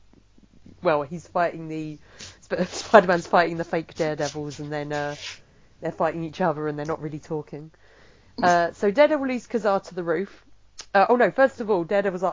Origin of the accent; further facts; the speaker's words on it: England, United Kingdom; the way I speak naturally, because I am English.